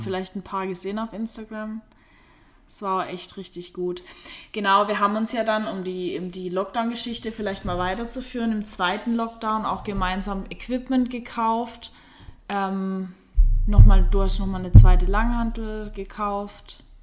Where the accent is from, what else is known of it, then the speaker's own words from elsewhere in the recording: Black Forest, Baden-Württemberg, Germany; hier bei uns auf dem Dorf, also der Lars kommt auch von dort, wo ich herkomme, aus dem Schwarzwald